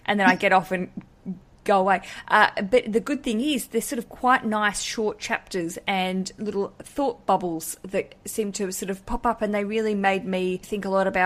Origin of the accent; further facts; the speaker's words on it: Australia; moved away; one of my own countrywomen. She, like me, does not live in our country